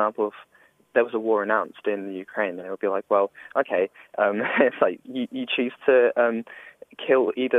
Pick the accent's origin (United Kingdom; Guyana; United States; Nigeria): United Kingdom; now in Edinburgh, United Kingdom; I've grew up in Britain